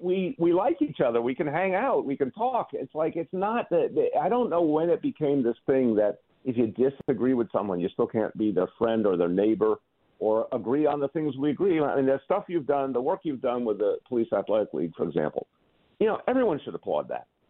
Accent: New York, United States; also born or lived in Massachusetts; I'm a New Yorker, so I like being in New York better

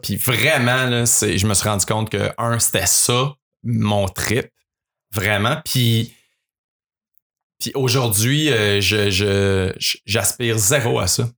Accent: Mont-Saint-Grégoire, Quebec, Canada; nous deux, on a grandi à Mont-Saint-Grégoire, man, on est des petits gars de la campagne

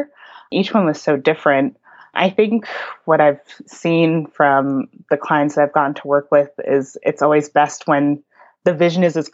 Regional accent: White Plains, New York, United States; moved away as an adult; now in Brooklyn, United States; I grew up in White Plains, New York, suburban kid all the way. Even though I'm in Brooklyn now and I've been here for a few years

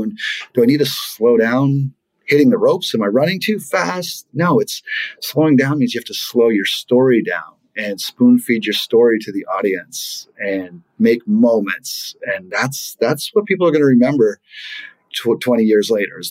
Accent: Maine, United States; So I grew up in Maine

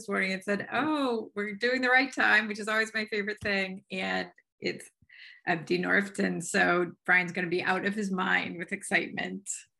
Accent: Maine, United States; And they're both from Maine, my home state.

